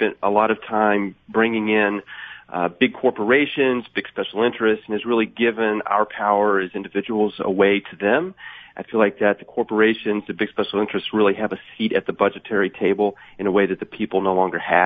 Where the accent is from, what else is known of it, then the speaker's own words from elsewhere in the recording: Texas, United States; moved away as an adult; now in Rhinebeck, United States; I grew up in Texas